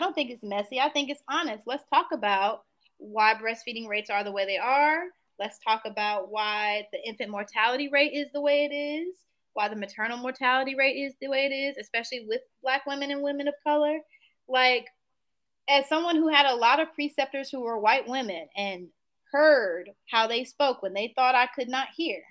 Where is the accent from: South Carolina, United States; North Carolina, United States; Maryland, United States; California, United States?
North Carolina, United States; Greenville; moved away as an adult; now in Piedmont Triad, North Carolina, United States; I'm from Greenville, North Carolina.